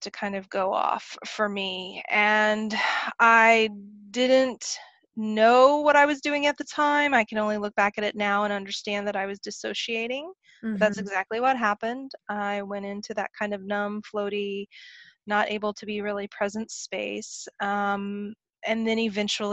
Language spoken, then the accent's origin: English; Oklahoma, United States; I grew up in Oklahoma